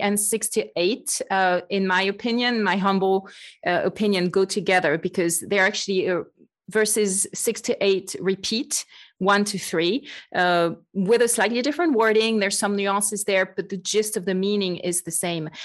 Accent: France; accent: French; English is a second language; moved away as an adult; now in United States; I am truly French, as you can probably hear. I joke that I've been trying to get rid of my French accent for about thirty years

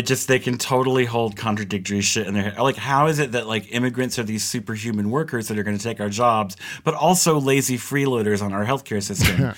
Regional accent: Georgia, United States; I'm from Georgia

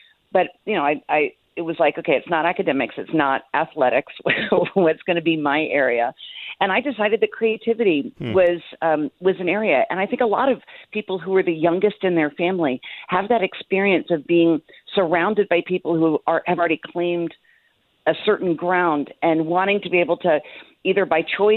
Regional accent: Jacksonville, Florida, United States; I was born in Jacksonville, Florida, where my parents are celebrating their 62nd wedding anniversary

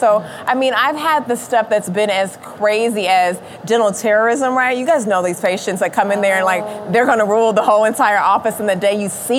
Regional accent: Kansas City, Kansas, United States; now in Houston, United States; But I'm from Houston. Actually, born and raised from Kansas City, Kansas. I don't think that they thought this country girl would make it that far. But she is now in Houston, Texas.

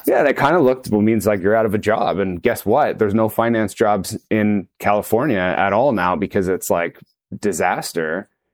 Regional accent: Toronto, Ontario, Canada; friends I grew up with in Toronto

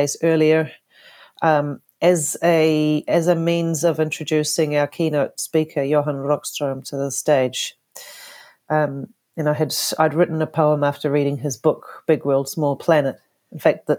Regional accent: Whakatane, Bay of Plenty, New Zealand; also born or lived in Canada; I was born in Whakatane, New Zealand, and spent most, all of my younger life in New Zealand

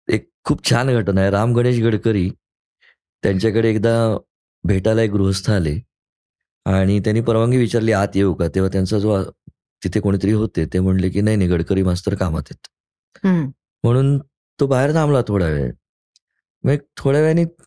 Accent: Pune, Maharashtra, India; मी शनिवार पेठेमधला मुलगा आहे मी तिथेच वाढलो पहिली बारा चौदा वर्ष

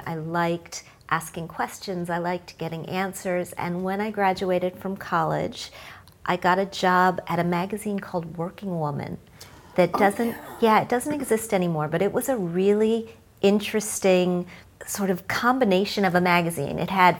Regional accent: Midwest, United States; So I grew up in the Midwest. My parents were teachers.

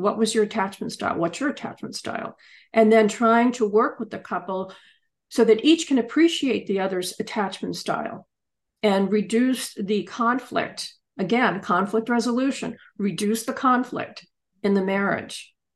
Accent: Pennsylvania, United States; also born or lived in England

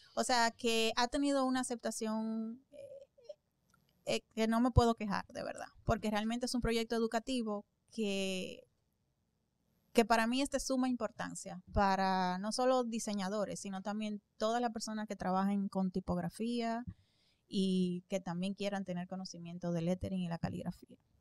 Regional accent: Santo Domingo, Dominican Republic; allá en Santo Domingo, en mi país

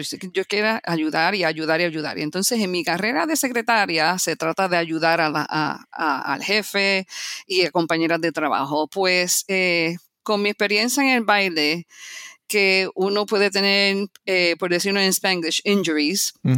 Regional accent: Puerto Rico; moved away as an adult; also born or lived in New York City, United States; now in Florida, United States; yo nací en los Estados Unidos, en la ciudad de Nueva York. Me mudé para Puerto Rico a la edad de 7 años. Viví 29 años

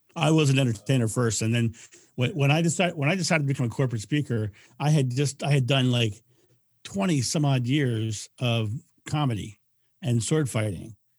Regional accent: United States; I'm, I'm, I'm American

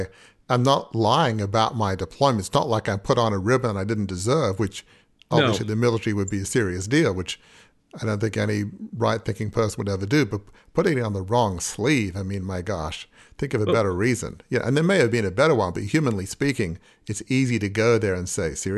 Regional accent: Australia; now in Annapolis, United States; I've never been in the military and I'm from Australia, but I live in Annapolis

